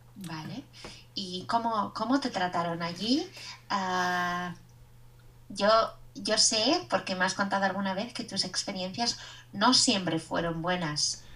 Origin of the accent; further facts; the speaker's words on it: Basque Country, Spain; soy vasca y soy la profesora de español de Kevin